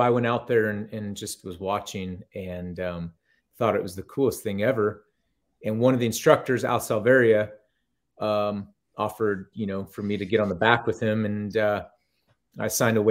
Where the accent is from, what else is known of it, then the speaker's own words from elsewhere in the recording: Northern California, United States; also born or lived in Monterey, California; I live up in Cottonwood, Northern California again, but I grew up in NorCal